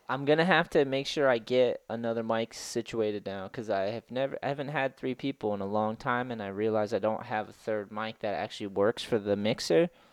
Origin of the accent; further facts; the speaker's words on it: East Coast, United States; moved away; growing up on the East Coast